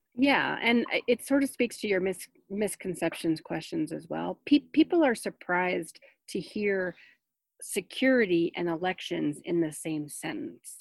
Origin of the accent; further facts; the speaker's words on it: New Jersey, United States; I grew up in New Jersey as, you know, as part of a Jewish family